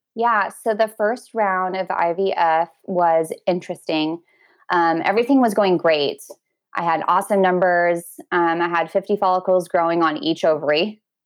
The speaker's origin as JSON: {"language": "English", "region": "Washington", "country": "United States", "tie": "born or raised there", "also_born_or_lived": "Oregon", "said": "My husband and I live in a small town across the water by ferry from Seattle in Washington State"}